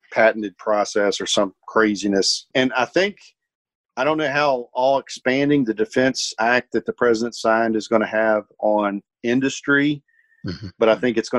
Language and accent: English; Virginia, United States; moved away; my hometown back in Virginia